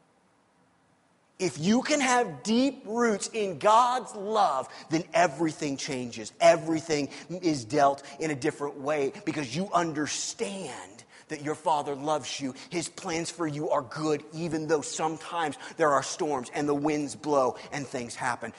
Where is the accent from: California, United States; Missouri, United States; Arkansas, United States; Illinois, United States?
Missouri, United States; I'm from Missouri